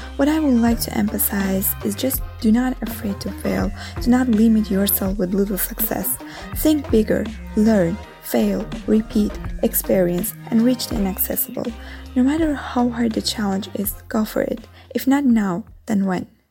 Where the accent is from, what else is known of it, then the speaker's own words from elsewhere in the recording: Azerbaijan; now in Rome, Italy; Although I'm living in Rome originally, I am from Azerbaijan